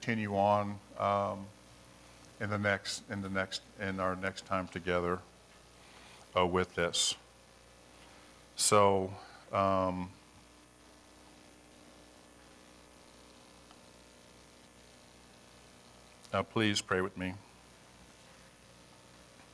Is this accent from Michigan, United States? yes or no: no; Hawaii, United States; moved away as an adult; now in Colorado, United States; I grew up in Hawaii, and I came to Colorado